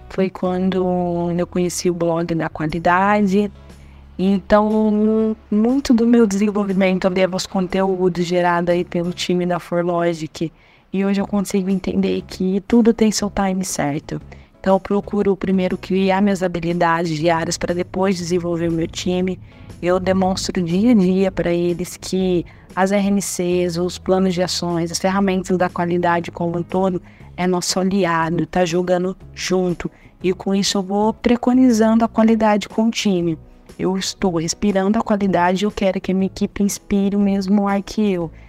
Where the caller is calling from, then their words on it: Ribeirão Preto, São Paulo, Brazil; sou da cidade de Ribeirão Preto, interior de São Paulo.